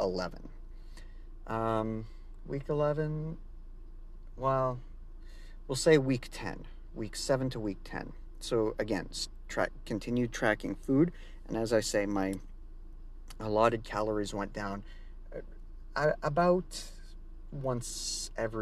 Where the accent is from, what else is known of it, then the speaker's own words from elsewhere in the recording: Canada; I'm Canadian.